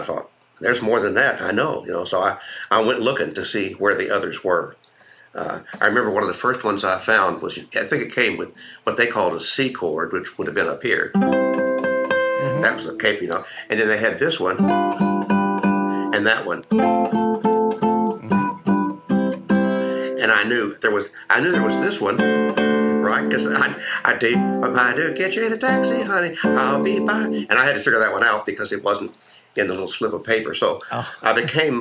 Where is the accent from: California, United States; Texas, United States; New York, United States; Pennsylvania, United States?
Texas, United States; Houston; I grew up in Houston